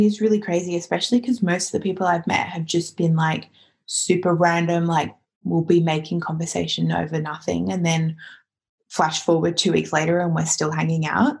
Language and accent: English; Australia; moved away; as an Australian